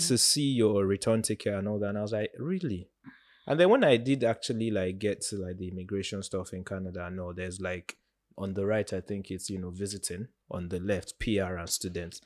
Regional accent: Nigeria; as a Nigerian

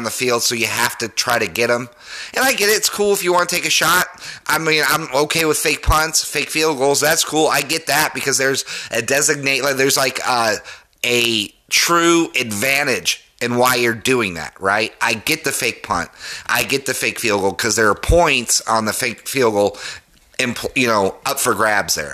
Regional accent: Denver, Colorado, United States; I was born and raised in Denver

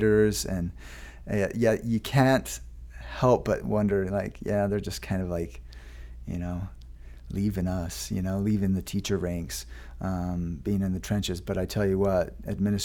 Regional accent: Lehi, Utah, United States; I grew up in Lehigh, Utah, attended Meadow Elementary School.

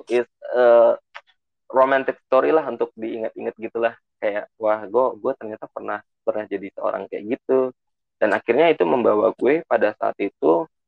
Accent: Bekasi, West Java, Indonesia; gua gede di Bekasi

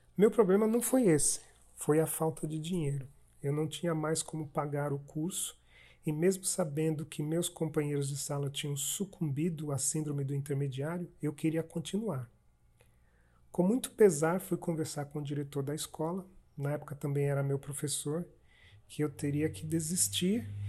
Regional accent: Sergipe, Brazil; eu sou sergipano

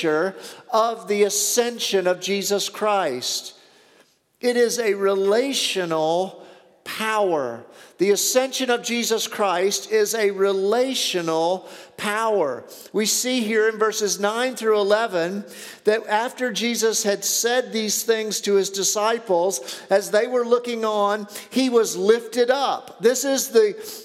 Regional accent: the South, United States; I grew up in the South.

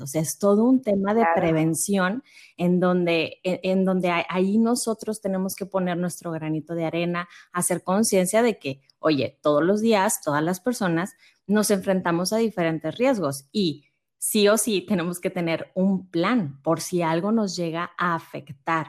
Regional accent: Monterrey, Nuevo León, Mexico; yo soy de acá de Monterrey

